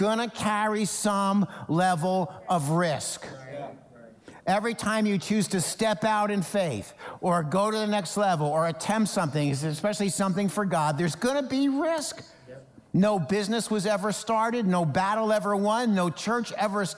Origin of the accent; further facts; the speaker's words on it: New Jersey, United States; when I was growing up in New Jersey